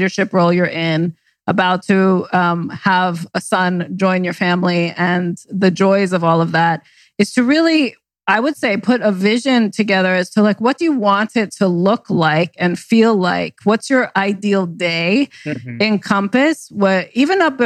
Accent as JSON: {"language": "English", "region": "New York", "country": "United States", "tie": "born or raised there", "also_born_or_lived": "New Jersey / West Coast", "moved": "yes", "said": "I was born in Jersey and raised in New York"}